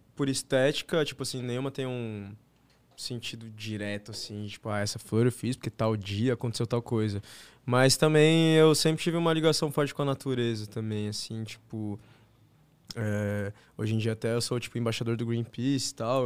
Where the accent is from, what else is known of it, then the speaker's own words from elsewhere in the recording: São Paulo, Brazil; Sou daqui de São Paulo mesmo.